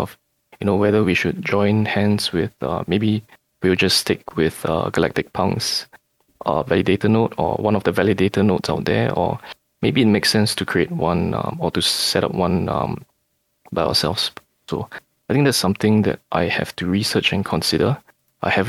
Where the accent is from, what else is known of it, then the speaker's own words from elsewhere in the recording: Singapore; growing up in Singapore, you know, where we have forced savings